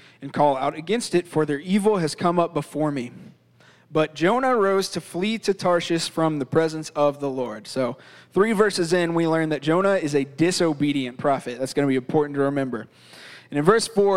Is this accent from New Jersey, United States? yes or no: no; Florida, United States; now in Virginia, United States; I grew up in Florida, so I'm somewhat of an avid fisherman